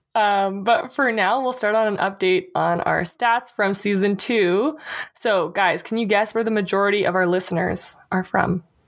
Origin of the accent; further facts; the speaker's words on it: Canada; being a Canadian